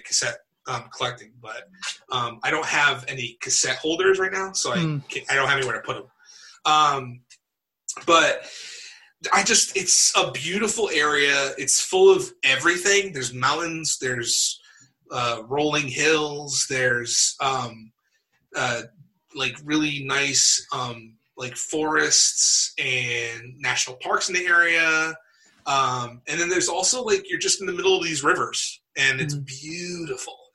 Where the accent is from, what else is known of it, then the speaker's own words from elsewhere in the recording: New Bedford, Massachusetts, United States; now in upstate New York, United States; I'm from New Bedford, Massachusetts